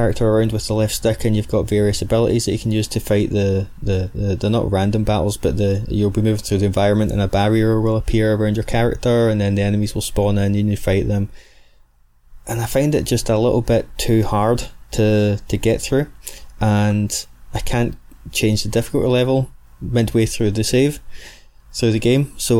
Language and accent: English; Scotland, United Kingdom; accent: Scottish; the soft dulcet tones of my rich Scottish accent